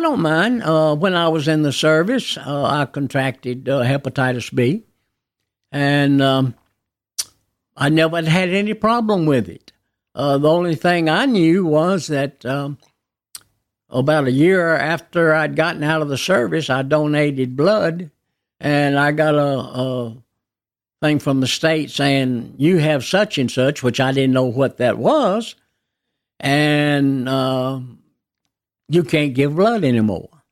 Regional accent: Nashville, Tennessee, United States; I was born in Baptist Hospital, But, uh, my parents lived on Pembroke Avenue in a home that's, uh, uh, still there today

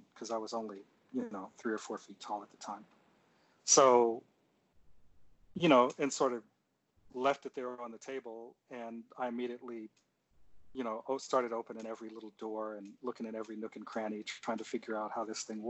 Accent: Seldom Seen, Pennsylvania, United States; also born or lived in Cleveland, Ohio; I was born in Cleveland. I grew up in a little town in southwestern Pennsylvania called Seldom Seen

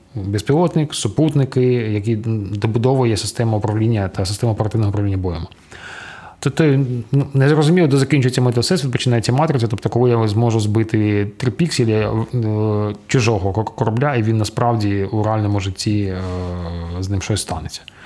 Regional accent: Chernihiv, Chernihiv Oblast, Ukraine; мого рідного міста Чернігів

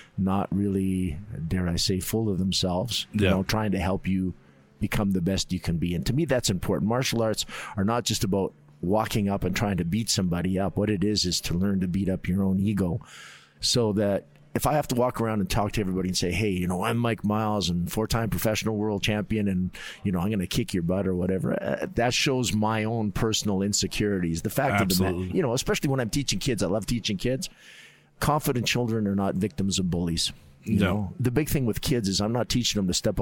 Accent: Calgary, Alberta, Canada; also born or lived in Edmonton; I was born in Calgary, and then my dad worked for the government, so we were up in Edmonton for a little while, and then we came back, and I basically have stayed in Calgary for a long time.

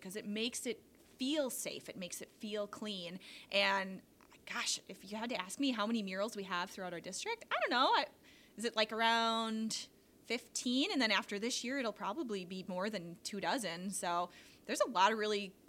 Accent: Denmark, Wisconsin, United States; I grew up in Denmark, and then I went away to college a little bit, and then I just found myself back here

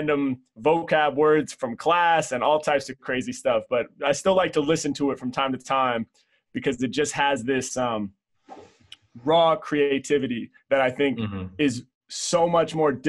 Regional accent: Portland, Oregon, United States; growing up in Portland, Oregon

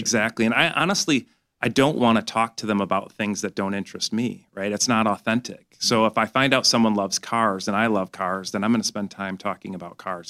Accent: Grand Blanc, Michigan, United States; I grew up in Grand Blanc, which is about an hour north of here

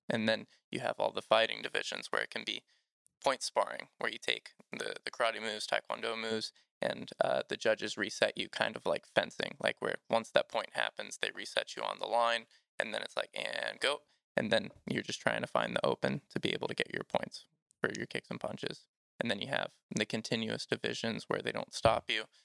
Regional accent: Georgia, United States; I grew up here in Georgia

